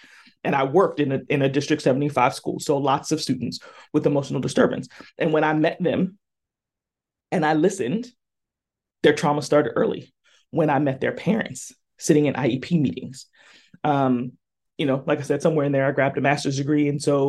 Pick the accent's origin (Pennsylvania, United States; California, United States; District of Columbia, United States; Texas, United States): California, United States; again, I'm from Southern California and it was hot.